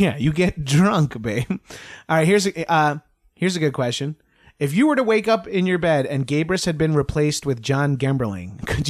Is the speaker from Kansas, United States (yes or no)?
no; Long Island, New York, United States; moved away; We're from Long Island. We have some of the old traits. I am Italian.